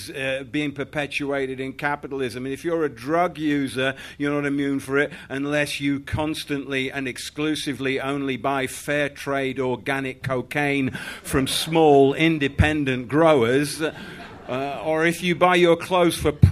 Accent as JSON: {"language": "English", "region": "Yorkshire and the Humber", "country": "United Kingdom", "tie": "born or raised there", "moved": "yes", "lives_now": "London, United Kingdom", "said": "I grew up in Yorkshire"}